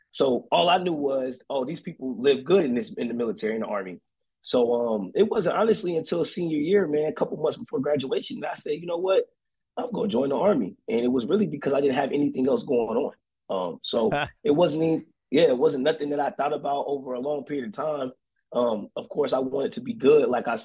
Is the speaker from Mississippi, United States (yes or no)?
no; Fayetteville, North Carolina, United States; moved away as an adult; now in Anderson, Indiana, United States; I am originally from Fayetteville, North Carolina.